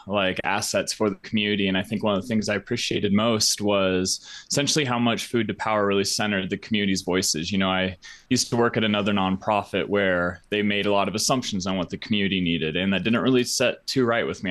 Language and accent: English; Colorado Springs, Colorado, United States; also born or lived in Kansas; I'm from Colorado Springs. I've spent my whole life here.